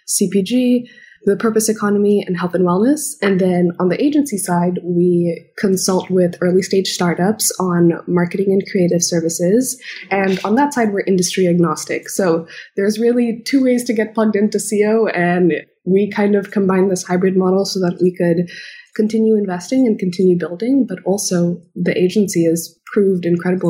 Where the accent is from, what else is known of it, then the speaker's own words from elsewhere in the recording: Indonesia; moved away as an adult; now in Los Angeles, United States; I'm originally from Indonesia. I was born and brought up there, and I'm ethnically Indian